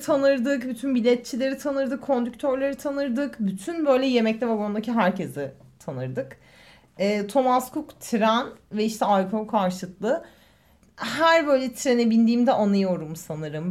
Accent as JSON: {"language": "Turkish", "region": "Eskişehir", "country": "Turkey", "moved": "as an adult", "lives_now": "Istanbul, Turkey", "said": "ben Eskişehirliyim."}